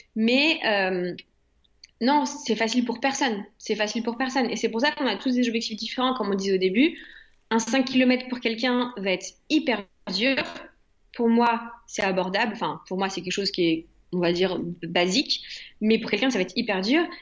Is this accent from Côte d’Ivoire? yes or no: no; France; je suis française à 100%